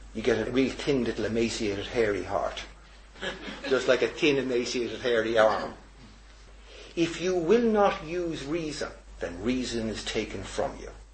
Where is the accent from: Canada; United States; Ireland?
Ireland; Dublin, Leinster; I've gone from husband all the way to being Dubliner, to being Irishman, to European